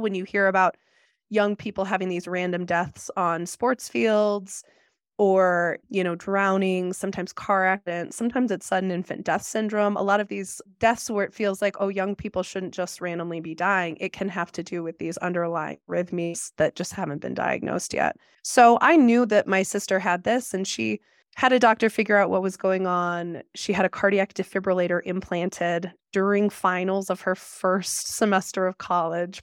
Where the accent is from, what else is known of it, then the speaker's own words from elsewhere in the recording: Arlington Heights, Illinois, United States; now in Jackson, United States; I grew up outside Chicago in a suburb called Arlington Heights.